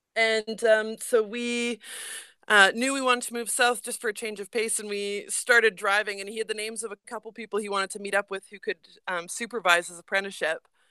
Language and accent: English; Edmonton, Alberta, Canada; moved away as an adult; also born or lived in Saskatoon; now in New Zealand; I lived in Edmonton. I was raised there, so I lived in there, lived there from the time I was two. I was born in Saskatoon, but we moved there when I was really little, so I'd say I'm from Edmonton